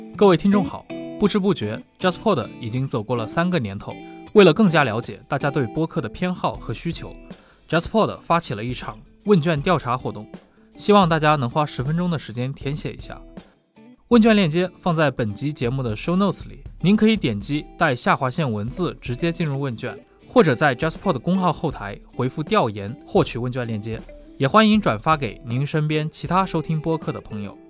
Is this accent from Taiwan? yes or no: no; China; 我们中国人